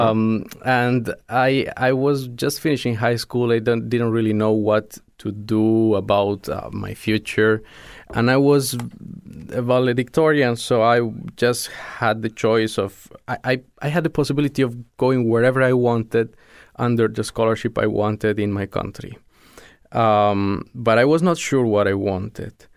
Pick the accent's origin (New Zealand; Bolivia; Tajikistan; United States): Bolivia; Sucre, Chuquisaca; moved away as an adult; also born or lived in La Paz; I am from Sucre, which is the capital of Bolivia